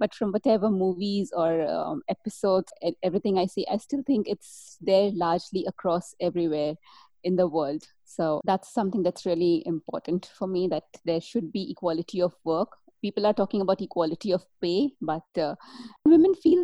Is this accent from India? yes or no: yes; India; As I was growing up in India 20, 30 years back